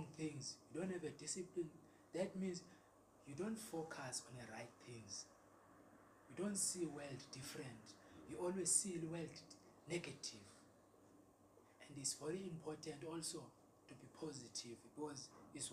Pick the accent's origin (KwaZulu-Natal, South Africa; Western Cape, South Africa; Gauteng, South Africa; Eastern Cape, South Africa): Eastern Cape, South Africa; I'm from Eastern Cape